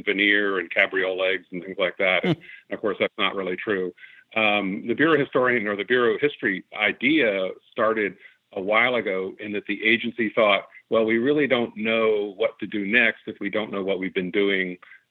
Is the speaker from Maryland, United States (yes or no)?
yes; Baltimore, Maryland, United States; Baltimore, where I grew up.